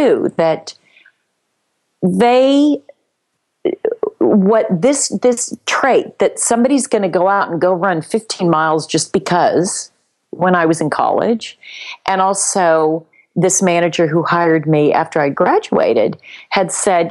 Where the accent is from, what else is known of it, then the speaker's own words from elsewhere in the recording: Palos Verdes, California, United States; the town where I grew up in Palos Verdes